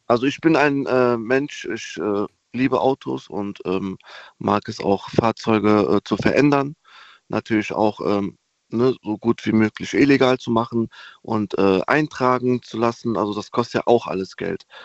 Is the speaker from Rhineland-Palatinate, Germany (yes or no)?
yes; Koblenz, Rhineland-Palatinate, Germany; Hallo, ich bin aus Koblenz.